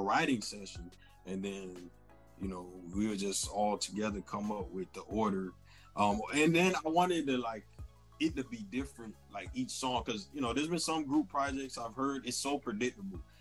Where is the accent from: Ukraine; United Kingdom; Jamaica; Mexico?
Jamaica; I am Jamaican.